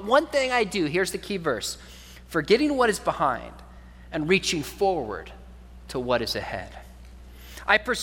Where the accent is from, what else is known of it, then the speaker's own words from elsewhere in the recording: California, United States; also born or lived in Richardson, Texas; I was born in Richardson, not far from here, even though I grew up in California